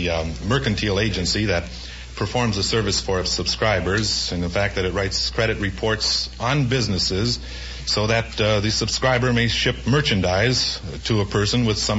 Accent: Minneapolis, Minnesota, United States; moved away as an adult; now in Los Angeles, United States; I'm from Minneapolis, Minnesota, Groucho, but I've been out here in Los Angeles for about 2 years now.

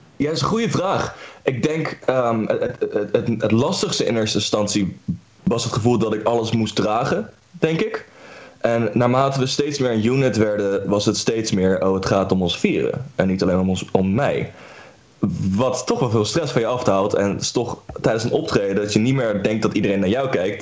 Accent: The Hague, South Holland, Netherlands; wij komen uit Den Haag

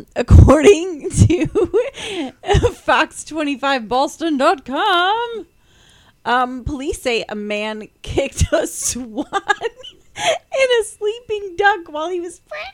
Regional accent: Ohio, United States; And I'm from Ohio, so I know who LeBron James is.

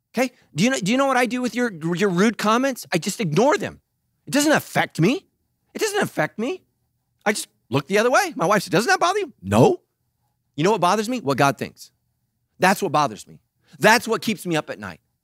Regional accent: Sacramento, California, United States; I grew up in Sacramento

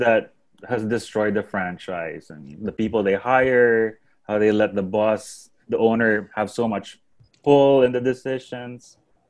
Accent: Texas, United States; I grew up in Texas

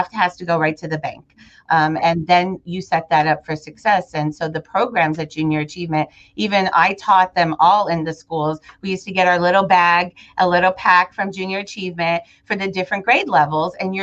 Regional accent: Hollywood, Florida, United States; also born or lived in Chicago, Illinois; When I moved to Florida with my parents, I was born in Chicago and we moved to Florida in 1981. And I was in fifth grade at the time and I went to Hollywood Central Elementary in Hollywood

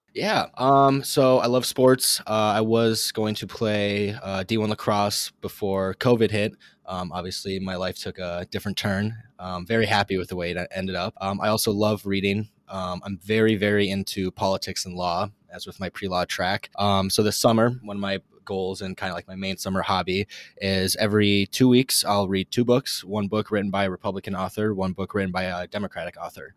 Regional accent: Eagan, Minnesota, United States; moved away as an adult; now in Lincoln, United States; I'm originally from Eagan, Minnesota, but now I go to school at the University of Nebraska

